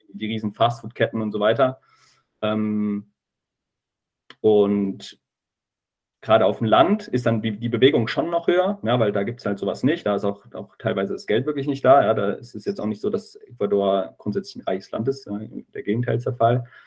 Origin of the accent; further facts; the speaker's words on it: near Giessen, Hesse, Germany; ich komme aus der Nähe von, von Gießen